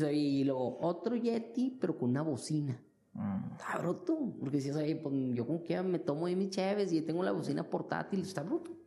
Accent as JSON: {"language": "Spanish", "country": "Mexico", "moved": "as an adult", "lives_now": "China", "said": "como mexicanos"}